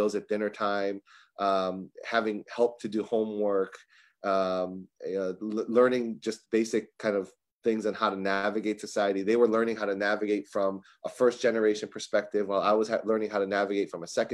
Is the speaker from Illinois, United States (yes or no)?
yes; Chicago, Illinois, United States; I grew up in Chicago